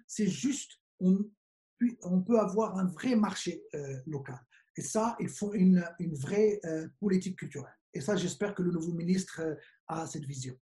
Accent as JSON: {"language": "French", "country": "Morocco", "said": "on est juste des Marocains"}